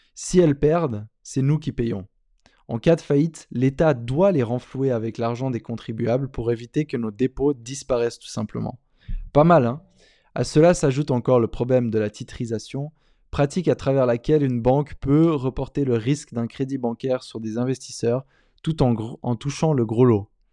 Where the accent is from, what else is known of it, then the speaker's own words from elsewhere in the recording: Switzerland; moved away; mon pays d'origine en Suisse